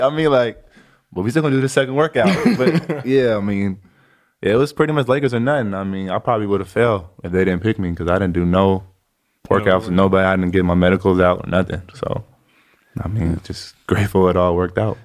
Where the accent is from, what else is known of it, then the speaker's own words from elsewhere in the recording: Chino Hills, California, United States; I was from Chino Hills